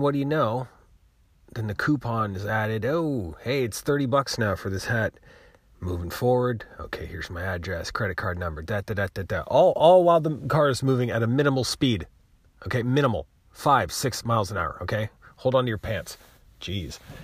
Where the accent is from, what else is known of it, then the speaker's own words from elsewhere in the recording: United States; I'm American